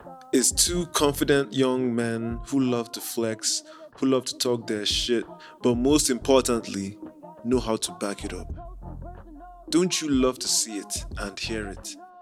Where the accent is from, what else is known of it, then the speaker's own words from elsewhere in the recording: Anambra, Nigeria; Anambra State.